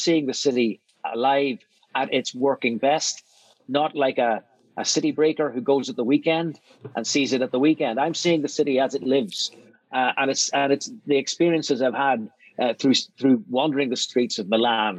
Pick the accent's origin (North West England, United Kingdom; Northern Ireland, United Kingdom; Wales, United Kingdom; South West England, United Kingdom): Northern Ireland, United Kingdom; Belfast; moved away as an adult; also born or lived in London; I grew up in Belfast, and I didn't really travel much in my adolescence